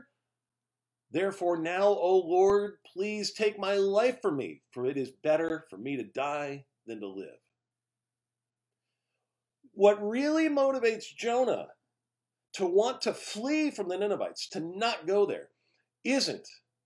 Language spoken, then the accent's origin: English; just outside Los Angeles, Southern California, United States; as a child growing up in Southern California just outside of L.A.